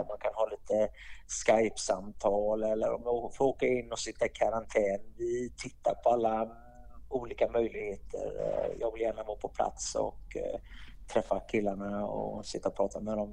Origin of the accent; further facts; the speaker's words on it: Gothenburg, Västra Götaland, Sweden; moved away as an adult; also born or lived in Davos, Switzerland; now in Switzerland; Jag är ursprungligen från Göteborg i Sverige